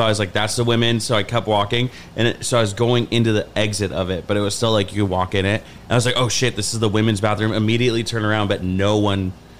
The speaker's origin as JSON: {"language": "English", "town": "Los Angeles", "region": "California", "country": "United States", "said": "I'm from L.A."}